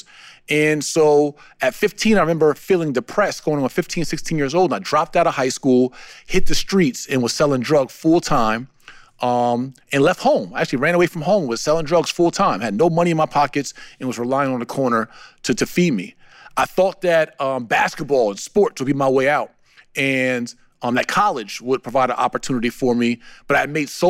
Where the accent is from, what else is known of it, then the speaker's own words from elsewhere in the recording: New Jersey, United States; I'm from New Jersey, standing on a street corner with Timberland boots on and a big puffy coat, wintertime, even through high school